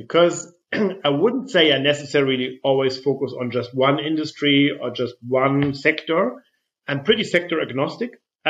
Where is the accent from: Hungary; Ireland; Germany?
Germany; Flensburg, Schleswig-Holstein; I come from Flensburg, northern Germany. Flensburger Pilsner is something that I grew up with.